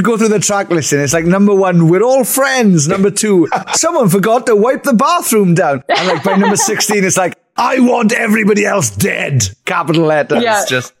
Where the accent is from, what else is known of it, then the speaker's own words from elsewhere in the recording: Merthyr Tydfil, Wales, United Kingdom; We're a band from Merthyr Tydfil.